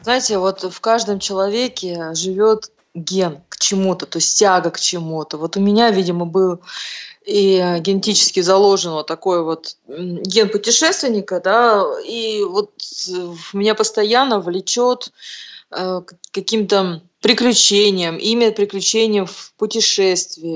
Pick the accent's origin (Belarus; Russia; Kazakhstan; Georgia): Russia; Urals; мы с севера, мы с Урала